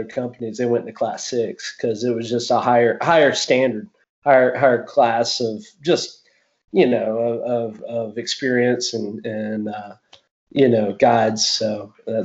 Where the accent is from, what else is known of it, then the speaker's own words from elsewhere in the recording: Florida, United States; moved away; I grew up in Florida